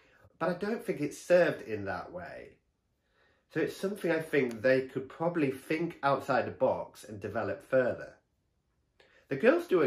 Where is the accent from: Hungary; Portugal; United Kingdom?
United Kingdom; Stockton-on-Tees, North East England; Stockton, which bizarrely is my hometown.